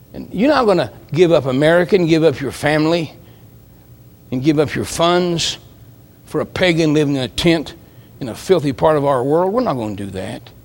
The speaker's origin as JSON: {"language": "English", "region": "West Virginia", "country": "United States", "said": "I'm from West Virginia"}